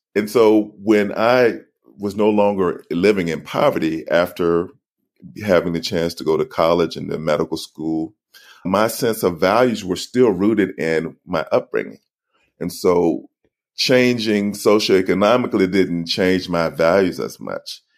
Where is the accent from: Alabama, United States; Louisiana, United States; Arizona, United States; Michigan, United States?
Alabama, United States; I grew up in Alabama